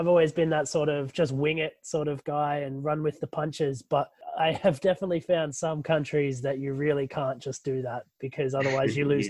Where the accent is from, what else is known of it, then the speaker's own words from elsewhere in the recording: Guernsey; I'm from Guernsey.